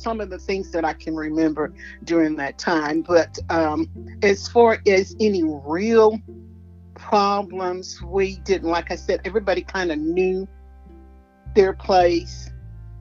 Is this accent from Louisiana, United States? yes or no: yes; New Orleans, Louisiana, United States; moved away as an adult; now in Memphis, United States; I am from New Orleans, Louisiana.